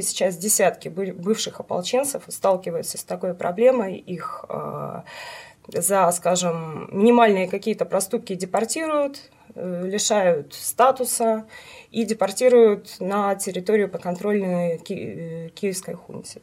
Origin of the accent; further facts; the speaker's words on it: Western Ukraine, Ukraine; moved away as an adult; now in Saint Petersburg, Russia; Родилась на Украине, в западной ее части